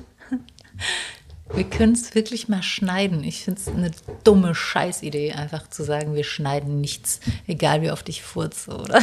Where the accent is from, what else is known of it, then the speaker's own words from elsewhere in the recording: South Tyrol, Trentino-Alto Adige, Italy; moved away; Ich habe auch noch meinen Hauptwohnsitz nach Südtirol verschoben